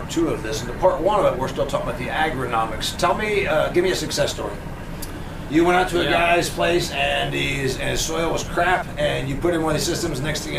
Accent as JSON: {"language": "English", "region": "Indiana", "country": "United States", "said": "I'm from Indiana."}